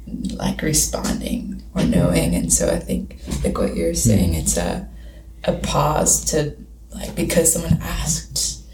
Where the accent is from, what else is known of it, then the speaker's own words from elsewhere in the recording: Hendersonville, North Carolina, United States; moved away as an adult; also born or lived in Clemson, South Carolina; now in Travelers Rest, United States; So I'm from Hendersonville, originally North Carolina.